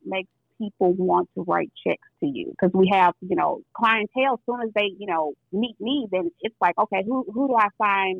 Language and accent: English; St. Louis, Missouri, United States; I'm from St. Louis